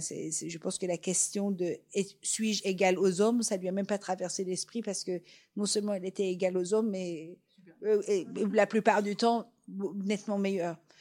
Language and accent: French; Iran; first language Persian; French is a second language; moved away; ma langue maternelle, qui est le persan